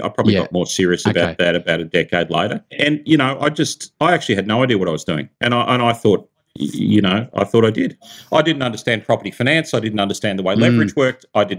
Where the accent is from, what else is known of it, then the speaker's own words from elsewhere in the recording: California, United States; I'm from Silicon Valley, right? So you got to release the vaporware.